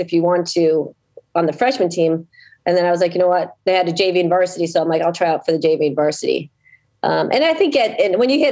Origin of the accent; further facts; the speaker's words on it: Wilton, Connecticut, United States; moved away as an adult; also born or lived in North Carolina; now in Medfield, United States; I grew up in Connecticut, where I went through all the school systems in Wilton, Connecticut